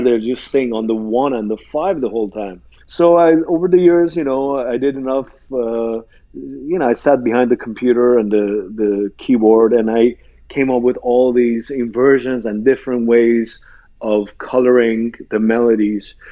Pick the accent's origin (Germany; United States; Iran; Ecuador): Iran; when I grew up in Iran, as you mentioned, I, I grew up in a uh, Christian uh, church environment